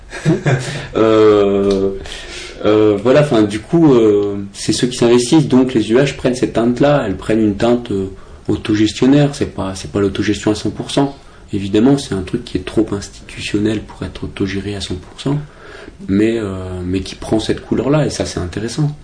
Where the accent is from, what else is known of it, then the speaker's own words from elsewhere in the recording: Brest, Brittany, France; moved away as an adult; now in Paris, France; je suis de Brest